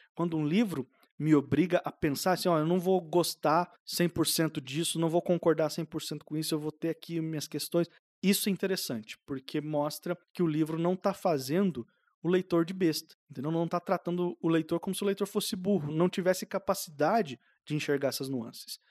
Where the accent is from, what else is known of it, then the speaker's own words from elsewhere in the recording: Southeast Brazil, Brazil; Eu, pelo menos, que fui criado no Sudeste, no Sul-Sudeste